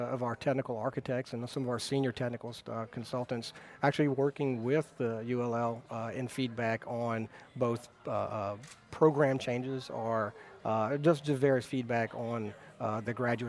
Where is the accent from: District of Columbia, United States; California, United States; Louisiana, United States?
Louisiana, United States; Baton Rouge; also born or lived in Texas; I'm originally from the Baton Rouge area. I grew up in Baton Rouge